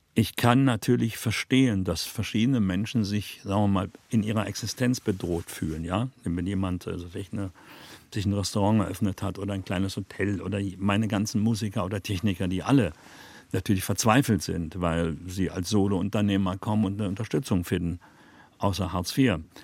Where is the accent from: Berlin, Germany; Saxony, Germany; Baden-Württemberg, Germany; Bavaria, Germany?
Berlin, Germany; Westberliner Kind wird man natürlich früher politisiert, als wenn man nicht in Westberlin lebte, klar.